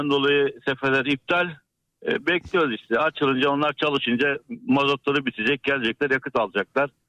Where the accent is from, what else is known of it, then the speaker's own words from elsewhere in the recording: İzmit, Kocaeli, Turkey; also born or lived in Bursa; ben aslen İzmitliyim ama şu anda Bursa'dayım.